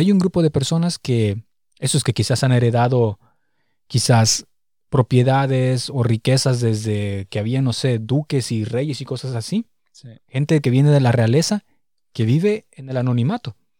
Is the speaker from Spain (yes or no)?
no; Morelia, Michoacán, Mexico; moved away as an adult; now in Berlin, Germany; nosotros venimos de la ciudad de Morelia